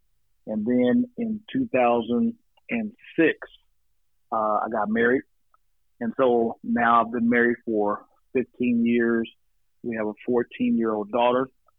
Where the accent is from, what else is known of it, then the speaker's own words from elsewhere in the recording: Oklahoma City, Oklahoma, United States; also born or lived in Wichita, Kansas; now in Fort Worth, United States; So, I'm originally from the Midwest, Wichita, Kansas, around the age of 10. My mother married a guy who was born in Uganda, and we moved to Oklahoma City.